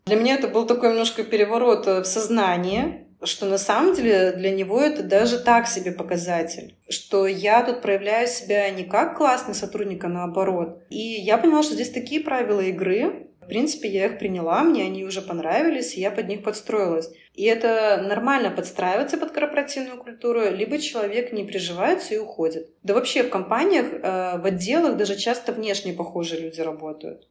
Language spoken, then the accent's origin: Russian; Belarus; also born or lived in Moscow, Russia; now in Cyprus; Я вообще сама белоруска, но в Москве 7 лет прожила